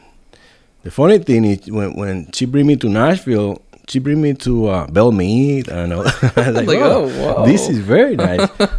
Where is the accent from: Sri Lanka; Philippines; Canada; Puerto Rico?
Puerto Rico; moved away as an adult; also born or lived in Providence, Rhode Island; now in Dickson, United States; I'm originally from Puerto Rico.